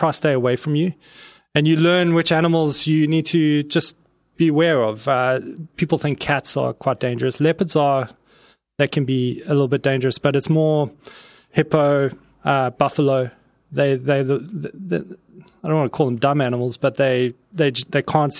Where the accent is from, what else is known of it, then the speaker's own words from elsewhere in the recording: South Africa; moved away as an adult; also born or lived in Zimbabwe; now in Halifax, Canada; I lived there right throughout my childhood into my later teens, and that's why I think more, I say I'm from South Africa, because that's where I grew up